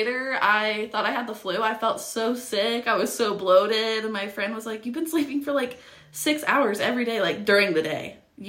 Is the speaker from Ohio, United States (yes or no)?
yes; Ohio, United States; also born or lived in Georgia; now in Miamisburg, United States; So, in 2018, the very beginning, like, I want to say March 1st of 2018, I moved back to Ohio from Georgia.